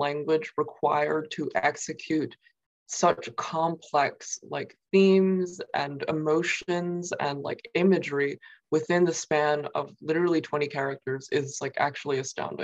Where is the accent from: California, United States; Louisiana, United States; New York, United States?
New York, United States; Queens, Long Island; first language Mandarin Chinese; also born or lived in Nanjing; I grew up like in Queens at first, in New York, and then eventually like on Long Island